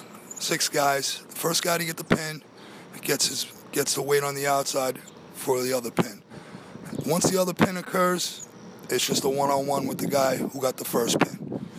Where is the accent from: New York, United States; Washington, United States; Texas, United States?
New York, United States; Ozone Park; Ozone Park.